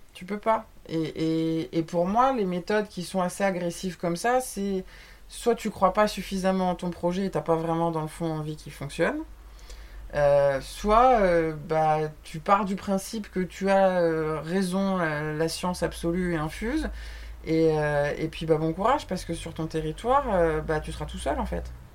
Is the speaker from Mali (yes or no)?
no; France; on est français